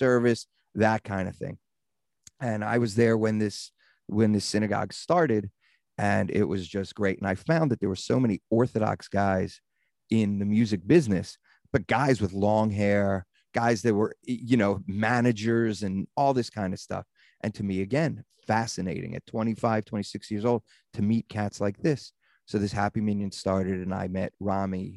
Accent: Baltimore, Maryland, United States; moved away as an adult; also born or lived in Phoenix, Arizona / Los Angeles; growing up in Baltimore

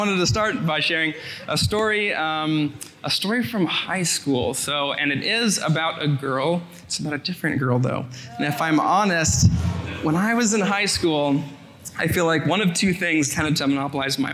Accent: Sacramento, California, United States; now in Culver City, United States; I'm from Sacramento, California

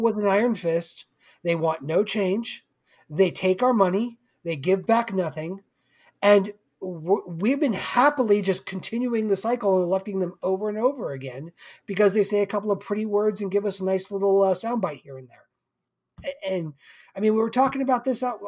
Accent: Simi Valley, California, United States; my hometown of Simi

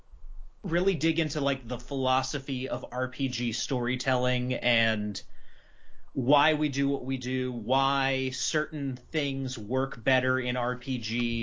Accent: North Carolina, United States; moved away as an adult; now in Nashville, United States; once I moved from North Carolina, where I lived my whole life, to Nashville after I got married

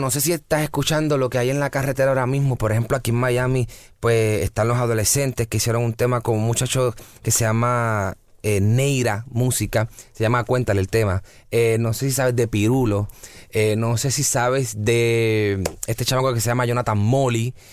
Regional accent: Barranquilla, Atlántico, Colombia; en mi caso, mi caso es de Barranquilla, yo soy costeño, eh, mi esposa es de Barranquilla.

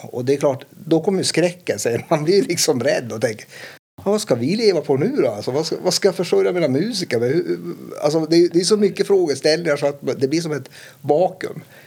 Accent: Kiruna, Norrbotten County, Sweden; jag upplevde min uppväxt då i Kiruna som väldigt, eh, man värnar om varann

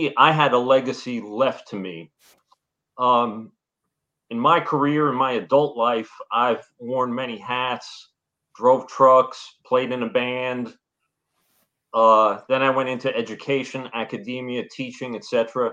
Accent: New Jersey, United States; moved away as an adult; now in North Carolina, United States; I'm originally from up north, born and raised in New Jersey

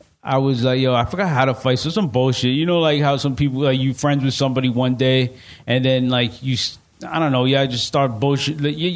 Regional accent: New York, United States; I'm from New York

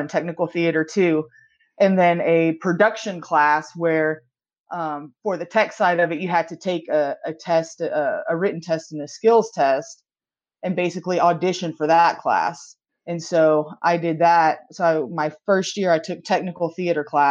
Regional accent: Houston, Texas, United States; now in Atlanta, United States; I live in Atlanta. I'm originally from Houston, Texas

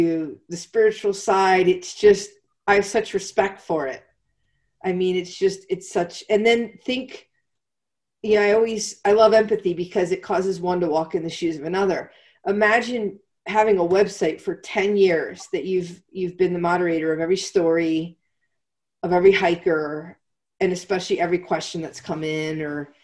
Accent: Pennsylvania, United States; moved away as an adult; also born or lived in South Carolina / Atlanta; I was born and raised in Pennsylvania.

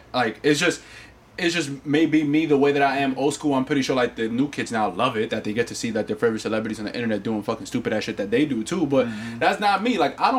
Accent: New York, United States; Listen, I'm from New York.

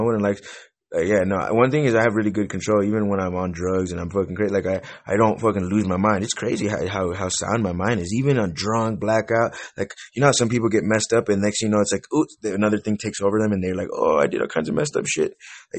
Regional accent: Wisconsin, United States; also born or lived in California; now in New Mexico, United States; I was born in California, but I moved to Wisconsin when I was young. And so I'm like from California, Wisconsin. I'm like half California, half Wisconsin. But I live in New Mexico right now. I've lived in a bunch of different states.

